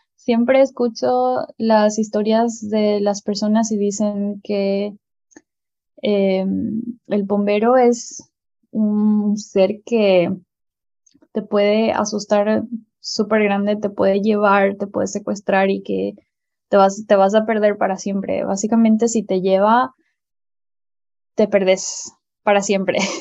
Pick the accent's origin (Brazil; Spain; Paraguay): Paraguay; En mi país